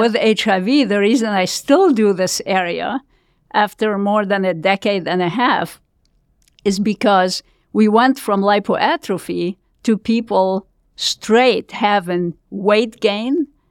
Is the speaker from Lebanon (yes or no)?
yes; Lebanon; moved away as an adult; I was born in Lebanon, you can tell from my accent, I'm sure